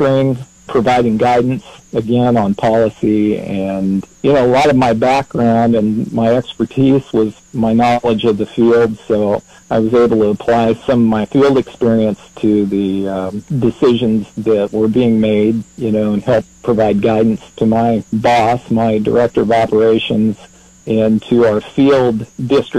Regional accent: Unionville, Missouri, United States; moved away as an adult; also born or lived in Springfield, Missouri / Kansas City; now in Topeka, United States; you and I both graduated from Putnam County High School in Unionville, Missouri.

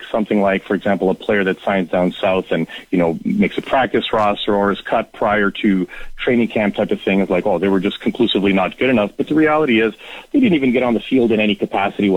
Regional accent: Toronto, Ontario, Canada; I was born and raised in Toronto, so I'm Torontonian

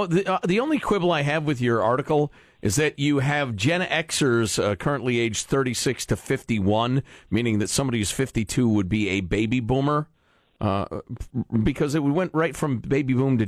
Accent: Chicago, Illinois, United States; I grew up in Chicago where people vote from the grave.

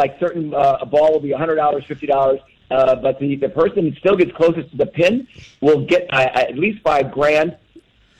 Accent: Wisconsin, United States; now in Los Angeles, United States; I went to Wisconsin and that's where my hometown is

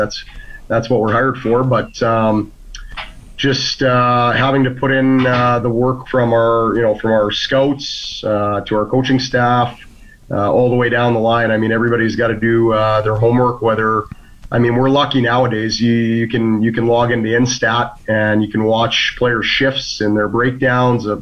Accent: Edmonton, Alberta, Canada; also born or lived in Fort McMurray; I'm actually Edmonton boy, north side. Played all my hockey through the Maple Leaf Athletic Program, but... Yeah, born and raised on the north side

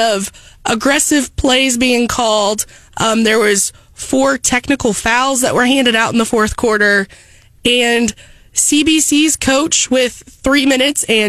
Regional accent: Centralia, Missouri, United States; my hometown, the Centralia Panthers

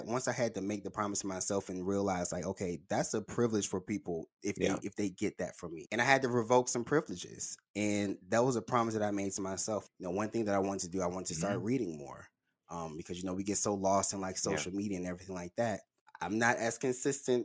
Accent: Birmingham, Alabama, United States; I'm from Birmingham

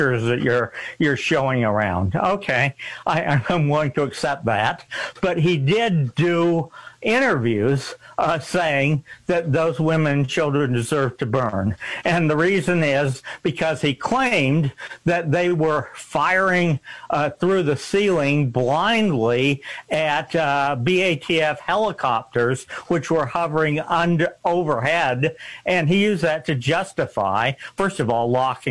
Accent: Missouri, United States; moved away; I was born in Missouri. I was educated in Missouri

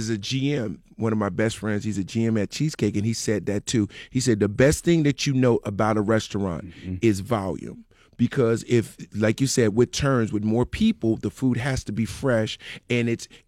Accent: New Jersey, United States; I'm from Jersey, and I grew up in a neighborhood that was mixed with, like, Italian, Black, and Polish.

